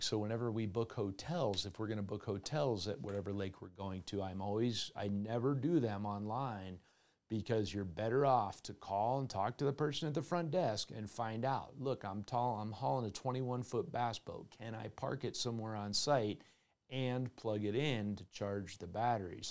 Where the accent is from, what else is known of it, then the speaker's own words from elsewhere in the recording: Colorado, United States; Colorado Parks and Wildlife at my home state